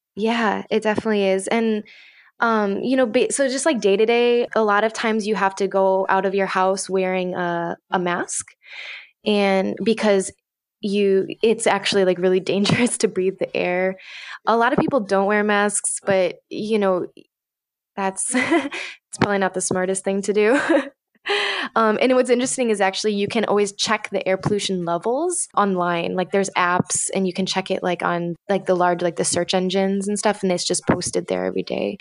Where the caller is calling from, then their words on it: Suwon, Gyeonggi Province, South Korea; also born or lived in United States; I'm 26 years old and I'm calling from Suwon in South Korea